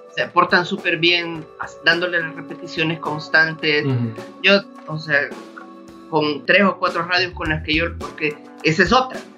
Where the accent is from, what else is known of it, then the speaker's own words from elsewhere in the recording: El Salvador; como salvadoreños